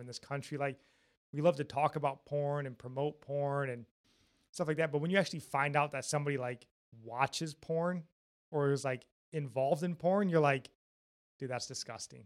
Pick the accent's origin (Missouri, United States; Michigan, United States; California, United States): Michigan, United States; Jackson; we're from Michigan, Jackson, Michigan, more specifically